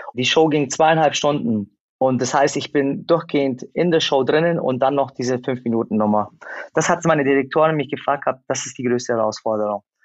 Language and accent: German; Germany; Ich bin in Deutschland geboren